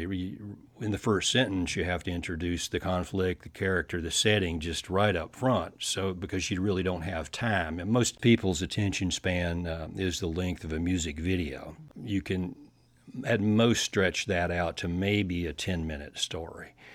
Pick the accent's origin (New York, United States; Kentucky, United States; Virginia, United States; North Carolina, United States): Kentucky, United States; Paducah; I grew up down in Western Kentucky